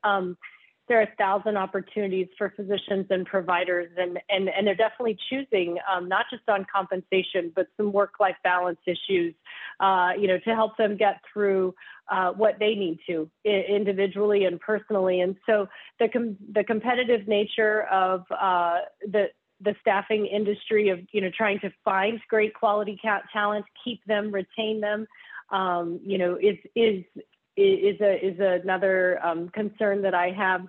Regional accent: Oklahoma, United States; I'm from Oklahoma

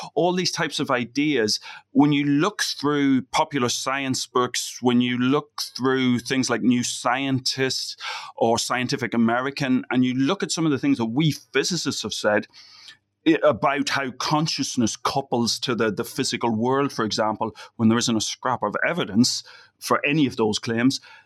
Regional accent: Ireland; moved away; being Irish

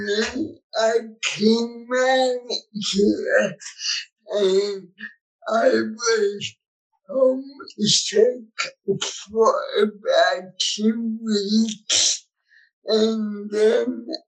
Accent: New York City, New York, United States; moved away as an adult; now in California, United States; I grew up in the Bronx, New York.

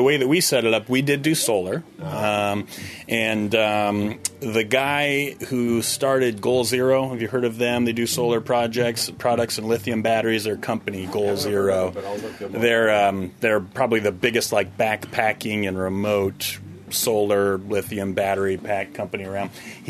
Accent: Vermont, United States; I'm from Vermont.

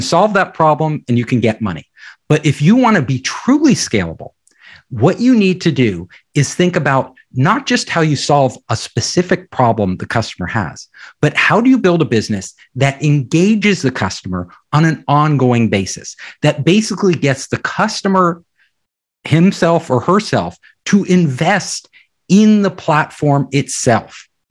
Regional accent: Silicon Valley, California, United States; I'm from Silicon Valley

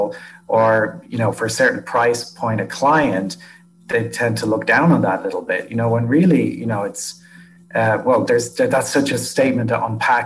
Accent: Ireland; moved away; I mean, I grew up in Ireland

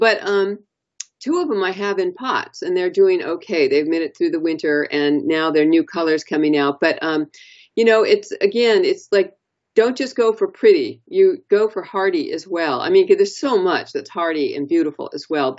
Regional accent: Southern California, United States; moved away; I'm from Southern California originally

